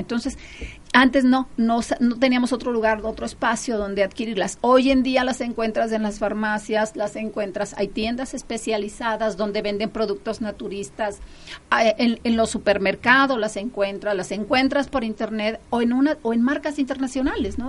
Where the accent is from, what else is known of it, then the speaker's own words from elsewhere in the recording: Chiapas, Mexico; Yo soy de Chiapas